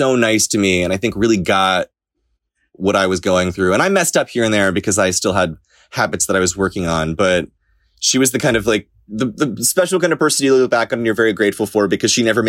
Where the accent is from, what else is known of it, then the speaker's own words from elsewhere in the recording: Florida, United States; now in New York, United States; that's where I was raised